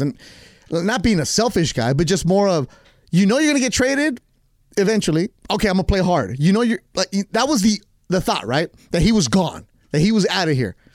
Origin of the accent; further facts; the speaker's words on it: Carson, California, United States; I grew up in Carson